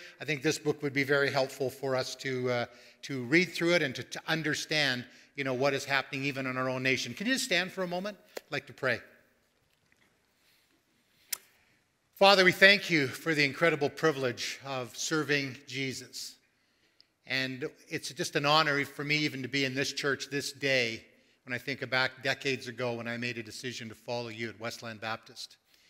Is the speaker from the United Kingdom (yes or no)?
no; Coquitlam, British Columbia, Canada; moved away as an adult; also born or lived in Vancouver; Coquitlam is where I grew up.